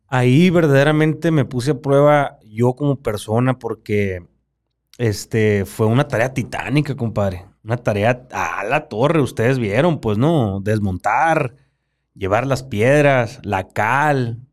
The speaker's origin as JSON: {"language": "Spanish", "town": "Baviácora", "region": "Sonora", "country": "Mexico", "tie": "born or raised there", "said": "Yo nací en Baviácora, Sonora"}